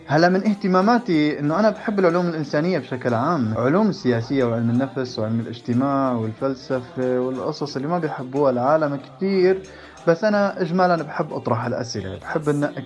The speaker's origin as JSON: {"language": "Arabic", "country": "Saudi Arabia", "tie": "born or raised there", "also_born_or_lived": "Syria", "lives_now": "Jordan", "said": "من سوريا وتربيت بالسعودية وحاليا عايش بالأردن"}